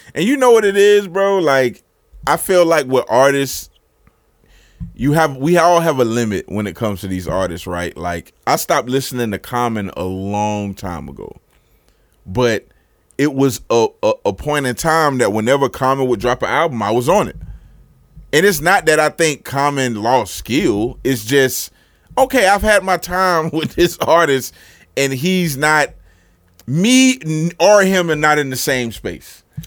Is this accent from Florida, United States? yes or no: yes; Florida, United States; as a Floridian